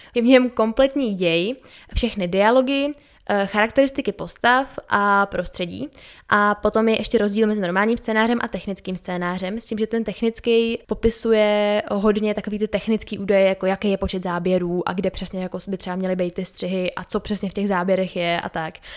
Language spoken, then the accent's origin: Czech; Czechia; u nás v Čechách